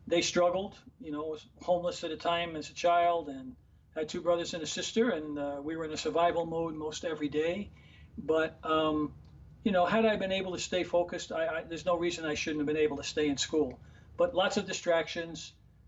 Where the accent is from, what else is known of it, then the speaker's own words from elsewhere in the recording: New York City, New York, United States; the neighborhood where I grew up in Harlem